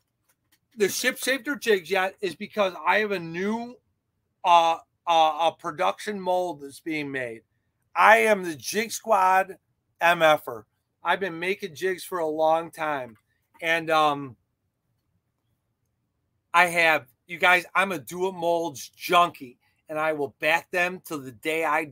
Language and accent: English; Chicago, Illinois, United States; I'm from Chicago